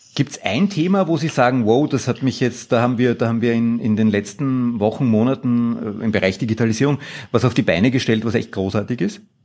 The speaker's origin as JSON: {"language": "German", "country": "Austria"}